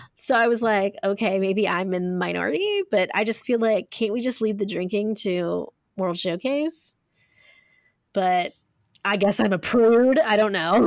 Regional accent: Ohio, United States; I'm from Ohio, guys, so I say pop

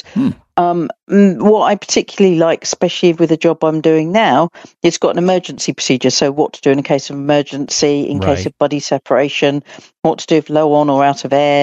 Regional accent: England, United Kingdom; accent: English; It's my English accent

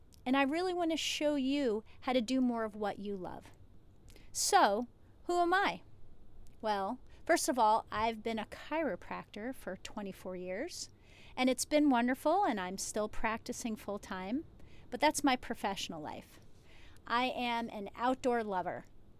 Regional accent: New Jersey, United States; because I've lived a lot of different places, I'm from New Jersey originally

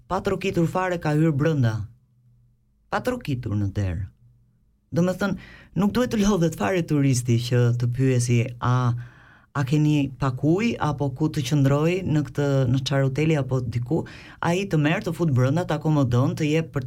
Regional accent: Albania; now in Switzerland

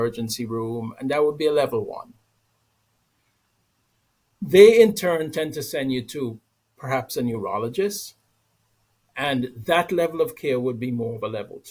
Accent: Antigua & Barbuda; moved away; I'm from Antigua, a small island in the Caribbean

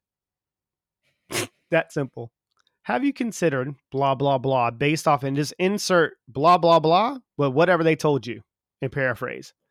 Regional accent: South Carolina, United States; moved away as an adult; also born or lived in Texas; now in England; I'm from the South, you know, so in South Carolina

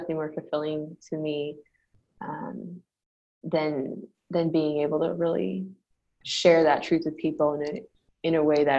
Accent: Grand Rapids, Michigan, United States; moved away as an adult; now in Phoenix, United States; I grew up in Grand Rapids, Michigan.

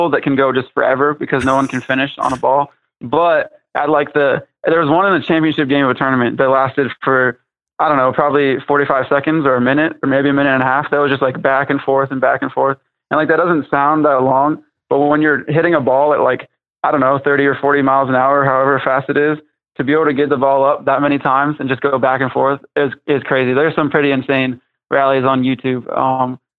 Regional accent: Ohio, United States; I'm from Ohio, so I'm from the Midwest

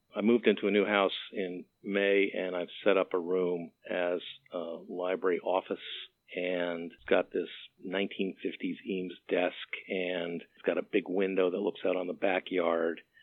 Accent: Montreal, Quebec, Canada; I grew up in Montreal

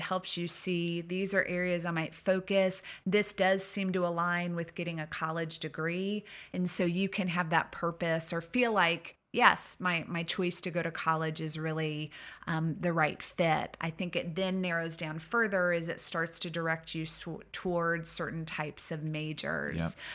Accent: Missouri, United States; moved away as an adult; I grew up in Missouri and found my way out this way after, um, my own college experiences

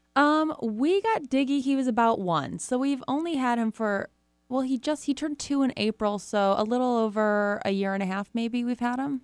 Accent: Rochester, Michigan, United States; Rochester, Michigan, mm. which is where I'm from

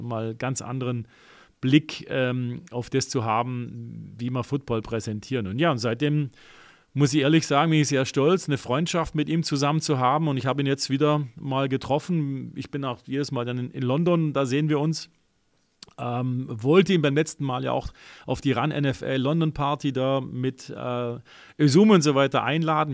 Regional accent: Germany; bei uns in Deutschland

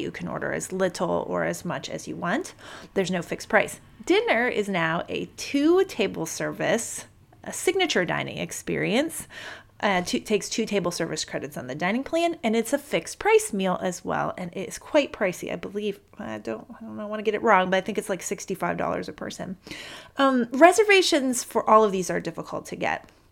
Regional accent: Akron, Ohio, United States; We flew from Ohio. I'm from Akron originally

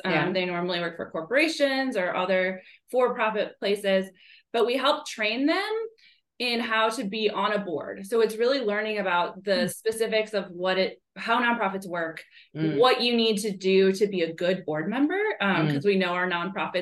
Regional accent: Northwest Indiana, United States; moved away as an adult; now in Knoxville, United States; I'm originally from the Chicago suburbs, but on the Indiana side, so Northwest Indiana

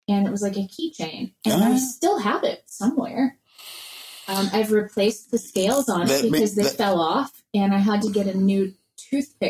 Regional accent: Atlanta, Georgia, United States; I grew up right in Atlanta

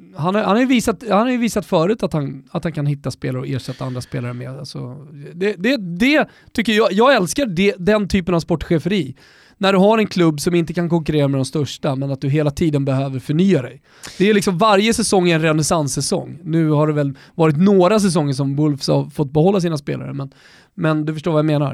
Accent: Botkyrka, Stockholm County, Sweden; Jag är uppvuxen med honom i norra Botkyrka ner till Salem eh, i, i, under hela 90-talet

